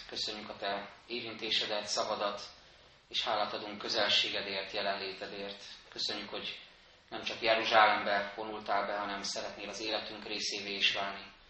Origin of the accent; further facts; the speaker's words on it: Budapest, Hungary; Egy pesti Dunaparti lakótelepen nőttem fel, két évtizedet éltem ott